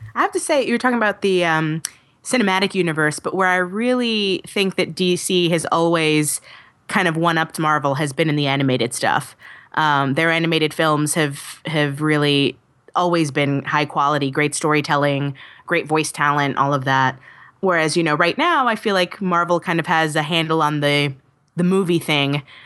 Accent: New York City, New York, United States; New York is my hometown

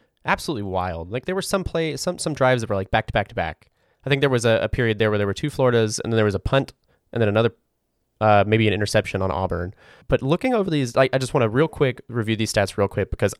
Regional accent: Ireland; as an Irishman myself, we like to do this thing where we take all of our feelings and we bundle them up into a small, tiny little box, and we put them next to our heart

